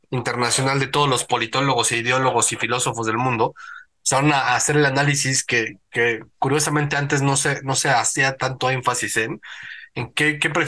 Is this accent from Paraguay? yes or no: no; Mexico; Yo pero yo soy mexicano y esta en mi propio.